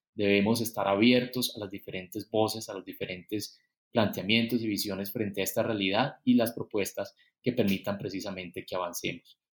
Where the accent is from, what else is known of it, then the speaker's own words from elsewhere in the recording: Colombia; lo que necesitamos como colombianos